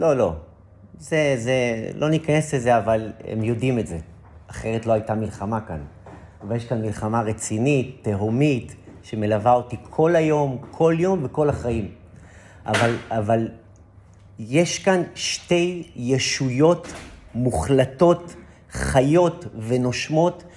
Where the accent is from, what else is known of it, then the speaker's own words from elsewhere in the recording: Israel; אני גדלתי, גדלתי באזורים של מושבים